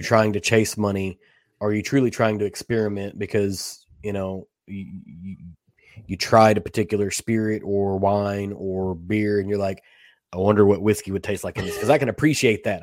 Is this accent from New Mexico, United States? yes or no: no; Kentucky, United States; I grew up in Kentucky